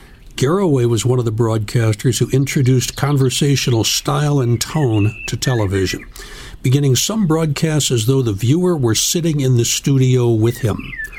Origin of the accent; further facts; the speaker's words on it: Chicago, Illinois, United States; I grew up in Chicago during this period.